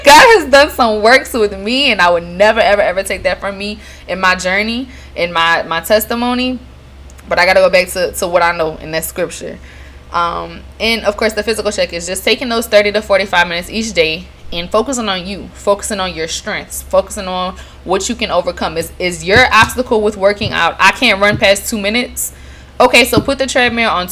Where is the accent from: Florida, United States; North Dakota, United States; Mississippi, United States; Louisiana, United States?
Louisiana, United States; Lafayette; now in New Orleans, United States; my hometown, Lafayette, Louisiana